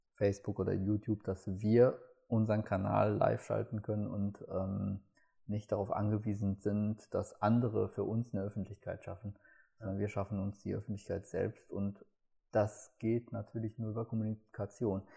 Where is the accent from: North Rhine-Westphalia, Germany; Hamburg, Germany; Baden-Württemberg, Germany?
North Rhine-Westphalia, Germany; Gelsenkirchen; ich komme aus Gelsenkirchen